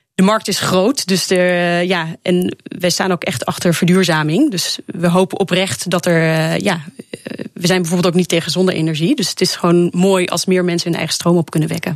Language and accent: Dutch; Netherlands; gewoon als Nederlander